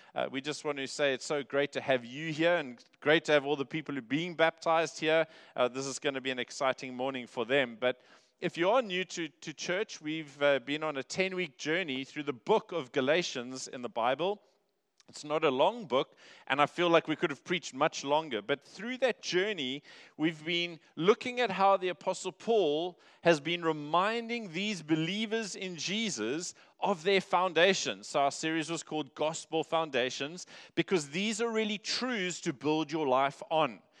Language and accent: English; Cape Town, Western Cape, South Africa; now in Durban, South Africa; I grew up in Cape Town